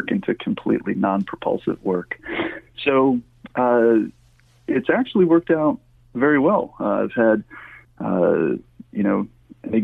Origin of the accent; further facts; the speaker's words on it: Finger Lakes, New York, United States; I grew up in the Finger Lakes of New York